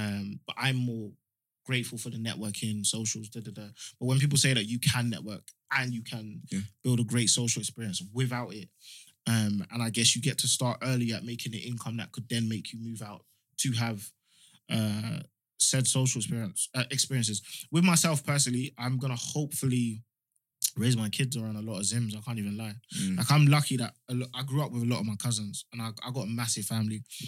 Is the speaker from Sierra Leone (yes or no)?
yes; Freetown, Western Area, Sierra Leone; born there; I was born in Freetown.